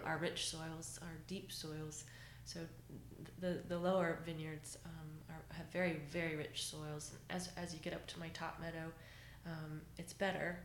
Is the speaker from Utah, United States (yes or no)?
no; Jacksonville, Florida, United States; moved away as an adult; now in Virginia, United States; I grew up in Florida.